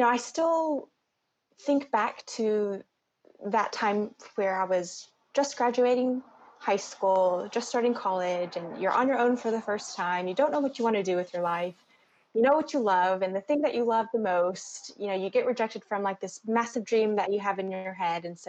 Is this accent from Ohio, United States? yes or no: no; Alabama, United States; moved away as an adult; also born or lived in North Carolina; growing up in Alabama